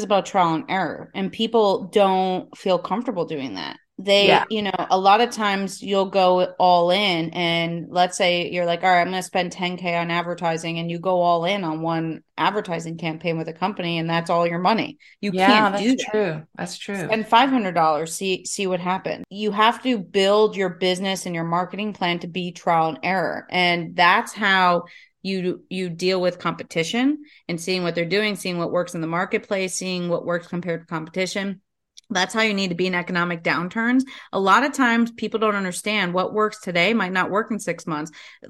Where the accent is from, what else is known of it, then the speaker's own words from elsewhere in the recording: the South, United States; A hoot. I'm from the South.